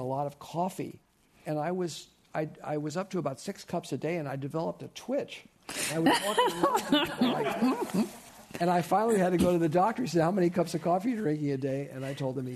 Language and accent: English; Burlingame, California, United States; also born or lived in San Francisco; I grew up down the peninsula in Burlingame. I was born here in San Francisco. So a native.